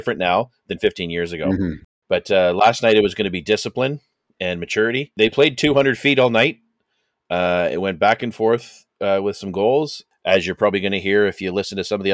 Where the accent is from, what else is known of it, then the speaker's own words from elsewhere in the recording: Canada; I'm Canadian